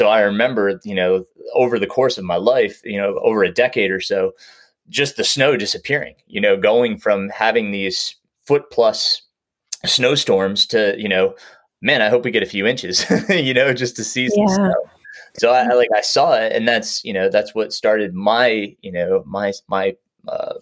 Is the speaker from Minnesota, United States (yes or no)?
no; New York, United States; moved away; I grew up in New York